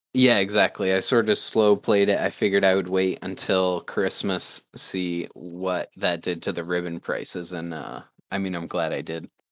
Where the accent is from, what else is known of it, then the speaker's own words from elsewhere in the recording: Maine, United States; I'm a hunter from Maine